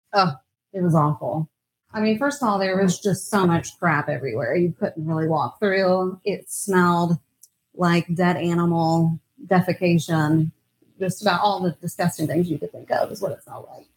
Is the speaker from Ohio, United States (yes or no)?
no; Virginia Beach, Virginia, United States; moved away; From Virginia Beach, Virginia. Right on the oh, East Coast